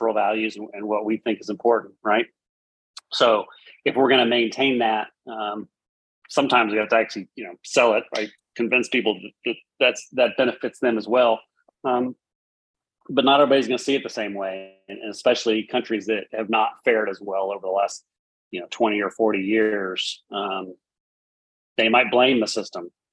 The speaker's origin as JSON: {"language": "English", "country": "United States", "said": "as an American who's lived abroad"}